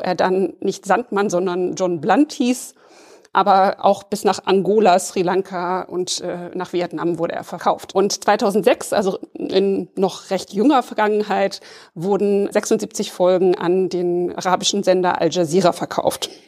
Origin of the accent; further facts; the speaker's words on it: West Germany, Germany; ich bin auch in der Bundesrepublik im Westen aufgewachsen, aber mit dem Ostsandmännchen